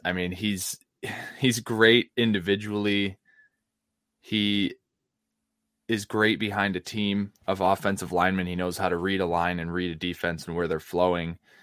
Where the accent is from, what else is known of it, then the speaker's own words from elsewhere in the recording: United States; my hometown market